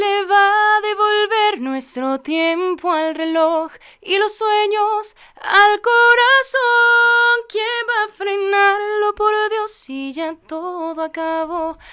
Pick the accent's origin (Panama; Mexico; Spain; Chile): Mexico; a small village near Juárez, Chihuahua; moved away; soy de bueno, de un pueblito muy muy chiquito cerca de Juárez, Chihuahua